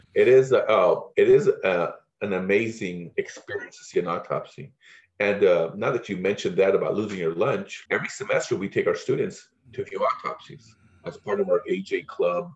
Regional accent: Pico Rivera, California, United States; I grew up in Pico Rivera.

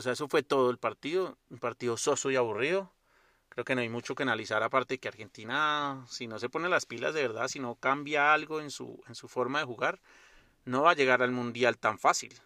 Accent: Colombia; soy colombiano

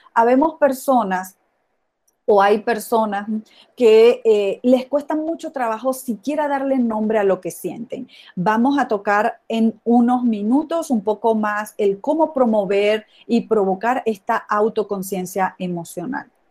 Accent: Venezuela; moved away as an adult; also born or lived in Mexico / Italy / Ireland / United States; now in Guadalajara, Mexico; Soy venezolana y en los últimos veinte años he vivido fuera de Venezuela, aquí en México, en Italia, en Irlanda y en los Estados Unidos

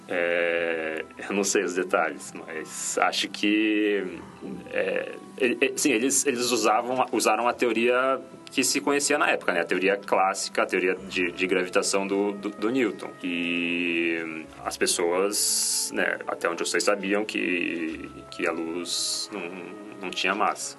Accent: Curitiba, Paraná, Brazil; moved away as an adult; eu nasci em Curitiba, né, nasci, vivi lá até quando eu passei na, na universidade, entrei na universidade

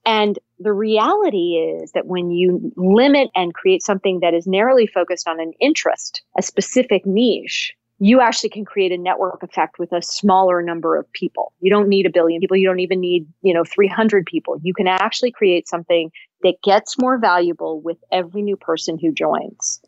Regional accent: Cupertino, California, United States; I grew up in Cupertino, uh, California

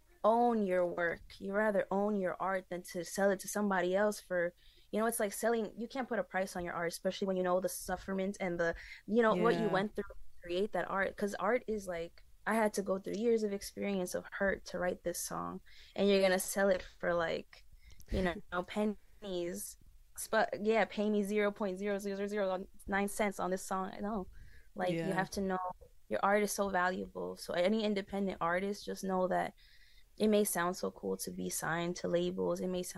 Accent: New York City, New York, United States; I'm from Corona, Queens, New York.

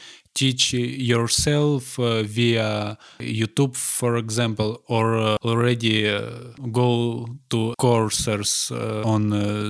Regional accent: Zaporizhzhia, Zaporizhzhia Oblast, Ukraine; English is a second language; now in Lviv, Ukraine; in my hometown, I'm from Zaporizhia, and it's very hot weather.

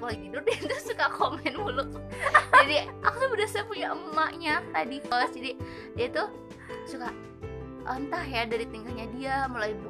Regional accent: Java, Indonesia; karena kebetulan aku juga orang Jawa jadi gini tuh sering kayak tanya-tanya

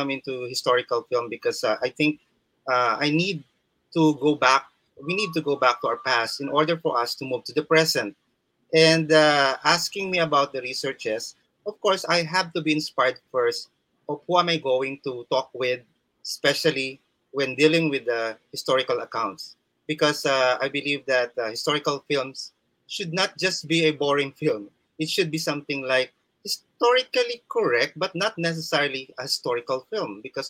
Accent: Samar, Eastern Visayas, Philippines; So yours truly is a Filipino, Warainon. Of course, I was born in Samar

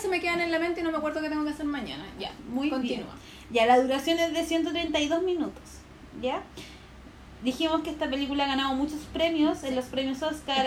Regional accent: Puente Alto, Santiago Metropolitan Region, Chile; yo soy como de Puente Alto, periferia

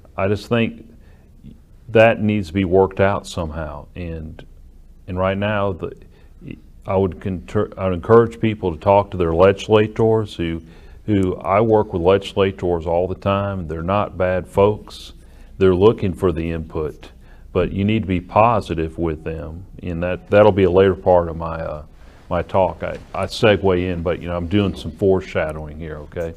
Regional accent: Sheffield, Alabama, United States; up to Muscle Shoals, where I grew up in Sheffield

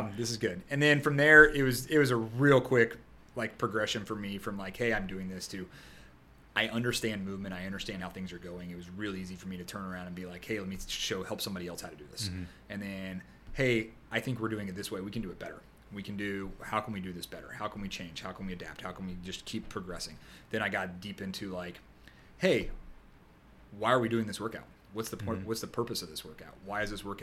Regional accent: Jacksonville, Florida, United States; I born and raised in Jacksonville

